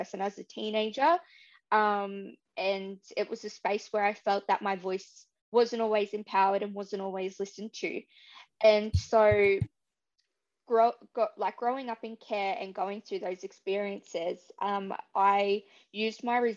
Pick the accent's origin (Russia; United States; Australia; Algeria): Australia; Dubbo, New South Wales; moved away as an adult; now in Beresfield, Australia; I've grown up on beautiful Wiradjuri country all my life and always had a proud connection to Dubbo community